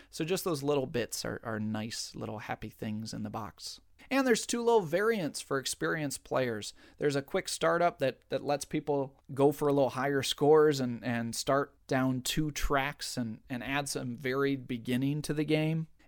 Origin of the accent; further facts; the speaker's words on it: Southern United States, United States; accent: Southern; Originally, I had planned on d- doing the entire thing in my wonderful Southern accent.